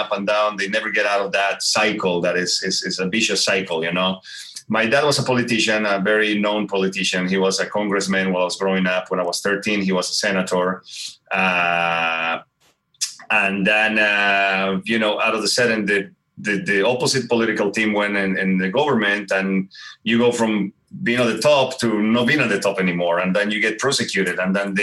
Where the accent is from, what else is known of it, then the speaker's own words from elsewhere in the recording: Bolivia; English is a second language; moved away as an adult; now in United States; I was born in Bolivia from a second generation Croatian mother and a third generation Spanish father. So very European, you know, customs and food and stuff. I grew up with a lot of European in Bolivia.